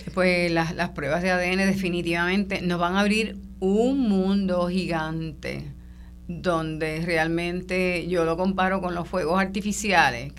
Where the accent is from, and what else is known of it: Puerto Rico